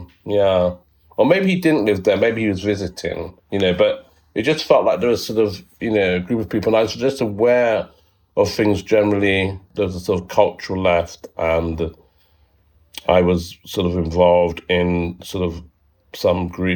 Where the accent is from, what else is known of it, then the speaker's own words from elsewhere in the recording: London, United Kingdom; I was born in East London. And I grew up there